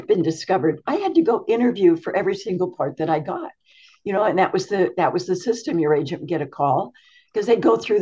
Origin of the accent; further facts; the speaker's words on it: Yuba City, California, United States; also born or lived in Pasadena, California; I was born in Northern California on a farm in Yuba City, California. My dad was a peach rancher. So I lived there until I was 17